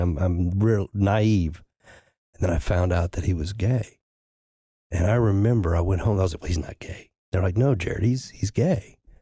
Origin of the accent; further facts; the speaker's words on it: the Ozarks, United States; I grew up in the Ozarks